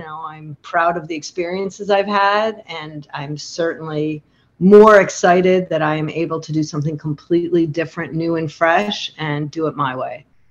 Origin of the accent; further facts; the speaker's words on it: Chicago, Illinois, United States; now in Montclair, New Jersey, United States; I'm from Chicago